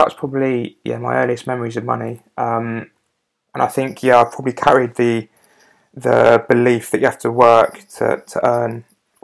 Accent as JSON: {"language": "English", "town": "Barnstaple", "region": "South West England", "country": "United Kingdom", "tie": "born or raised there", "also_born_or_lived": "Manchester", "said": "I only ever know Devon as my home, although yes, I was born up north, so technically you could say that I'm northern, but I don't have any of that twang in my voice"}